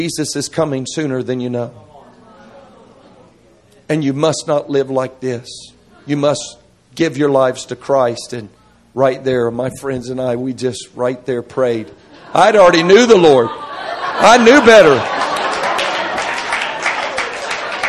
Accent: Florida, United States; I grew up in Florida.

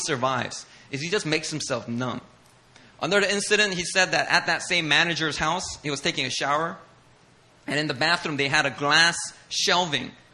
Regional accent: United States; English is a second language; right after we immigrated to America, and about 5 months after we immigrated, it was time for me to go to first grade

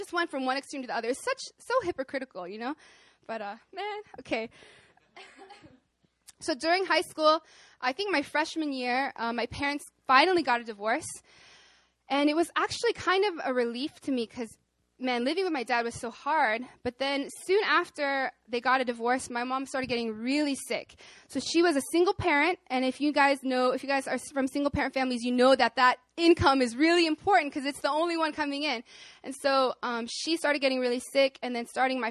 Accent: Arkansas, United States; moved away as an adult; now in South Korea; I'm from Arkansas

